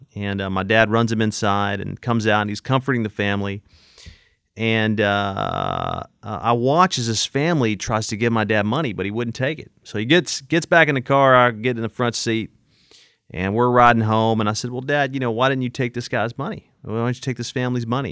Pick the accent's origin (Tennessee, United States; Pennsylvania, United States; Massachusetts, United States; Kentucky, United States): Tennessee, United States; Manchester; also born or lived in Nashville, Tennessee; Manchester, Tennessee, where I grew up in Coffee County